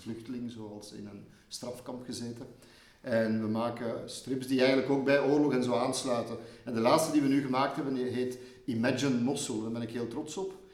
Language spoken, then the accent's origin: Dutch; Leuven, Flanders, Belgium; geboren in Leuven, in, in materniteit hier. Maar ik heb altijd gewoond in mijn jeugd boven de Boelenberg, boven de Keizersberg